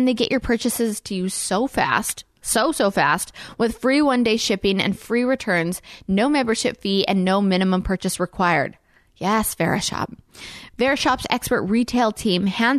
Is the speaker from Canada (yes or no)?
yes; Canada; now in Nashville, United States; I'm from Canada